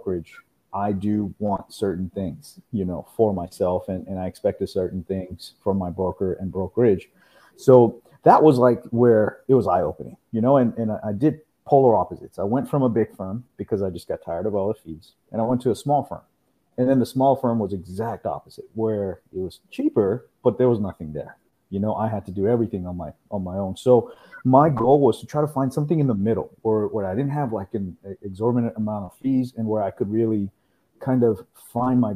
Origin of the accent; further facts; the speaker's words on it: Houston, Texas, United States; also born or lived in India; I'm originally from India. I moved here when I was about 9 years old. Here, I'm in Houston, Texas, and I grew up here in Houston